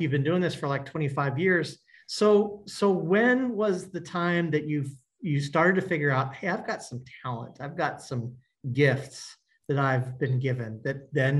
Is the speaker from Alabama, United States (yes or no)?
no; Kansas City, Kansas, United States; I grew up in Kansas City on the Kansas side, but it was all the same.